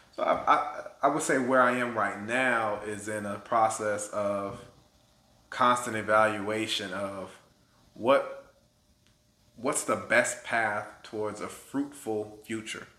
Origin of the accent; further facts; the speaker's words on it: Florida, United States; also born or lived in Minnesota; now in Atlanta, United States; I'm from Florida, so this black kid in Florida